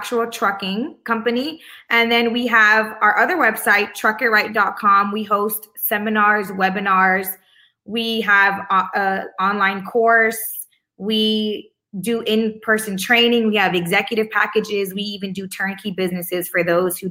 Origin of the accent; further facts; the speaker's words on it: Miami, Florida, United States; moved away as an adult; now in Los Angeles, United States; So originally I'm from Miami and I moved to Los Angeles about, I can't even say 10 years ago.